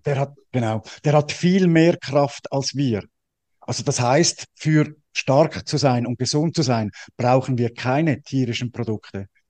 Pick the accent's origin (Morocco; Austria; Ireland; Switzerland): Switzerland; ich bin ja als Schweizer